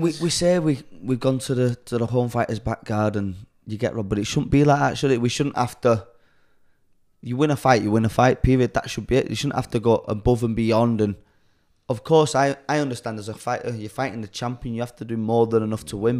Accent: Chorley, North West England, United Kingdom; Born and raised in Charlie, born in Charlie Hospital

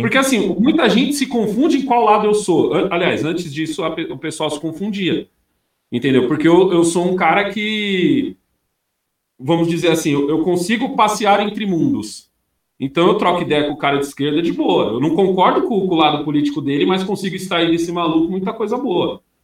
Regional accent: São Paulo, Brazil; moved away as an adult; also born or lived in São Caetano do Sul; now in Australia; eu nasci em São Caetano, mas minha mãe, a vivência minha foi toda entre ali a Vila Prudente e a Moca

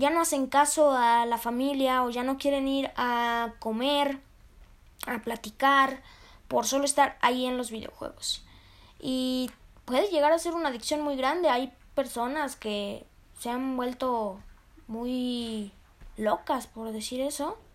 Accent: Mexico; en lo personal a mí me gusta mucho la comida mexicana, porque soy de México, me encanta la comida mexicana

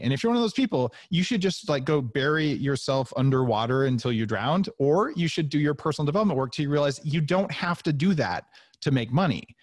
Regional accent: Silicon Valley, California, United States; I grew up in Silicon Valley

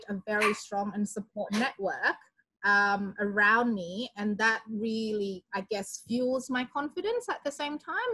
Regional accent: Indonesia; moved away as an adult; now in Australia; I'm from Indonesia originally, and I came to Australia in 2002 to do my bachelor degree

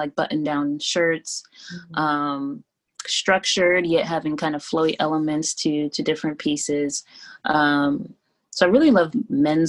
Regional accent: Columbus, Ohio, United States; moved away as an adult; also born or lived in Florida; now in New York, United States; I grew up in Columbus, Ohio. So I was there through college

